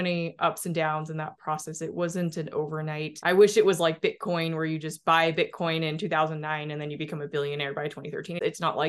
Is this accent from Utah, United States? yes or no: yes; Salt Lake City, Utah, United States; moved away as an adult; also born or lived in Boston; I grew up in Utah